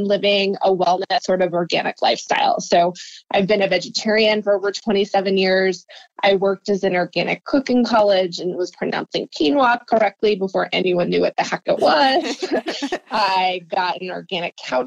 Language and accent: English; New Jersey, United States; moved away as an adult; now in San Francisco, United States; I grew up in New Jersey and I came out to San Francisco about 16 years ago to get my master's